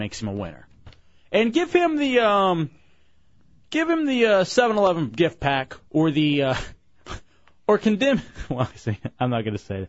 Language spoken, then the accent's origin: English; Lubbock, Texas, United States; I was born in Lubbock, Texas